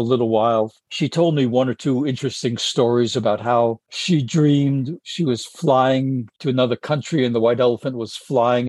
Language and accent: English; United States; I said, America